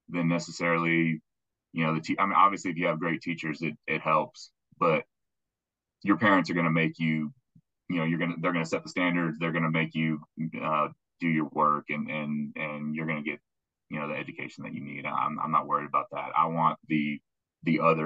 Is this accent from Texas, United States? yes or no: yes; Houston, Texas, United States; I grew up in West University